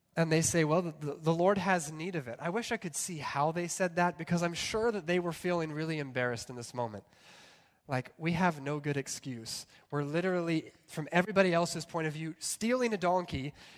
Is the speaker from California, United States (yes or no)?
yes; California, United States; I grew up with him in California